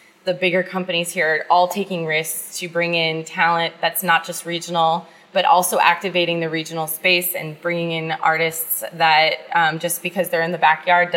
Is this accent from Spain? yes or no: no; United States; moved away; I come from the East Coast Midwest, and like, that's the world that I grew up